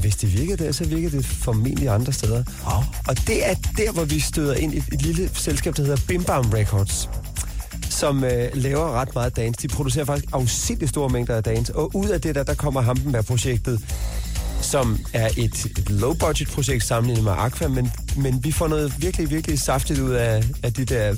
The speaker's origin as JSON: {"language": "Danish", "town": "Hårby", "region": "Southern Denmark", "country": "Denmark", "tie": "born or raised there", "moved": "yes", "lives_now": "Copenhagen, Denmark", "said": "min opvækst i Hårby"}